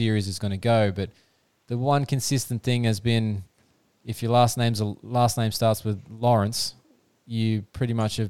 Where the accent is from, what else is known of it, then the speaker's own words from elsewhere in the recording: Australia; as an Aussie fan, can't complain at present.